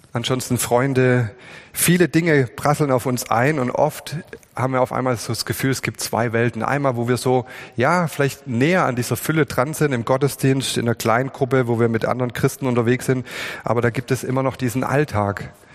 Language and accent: German; Swabia, Germany; wir sind Schwaben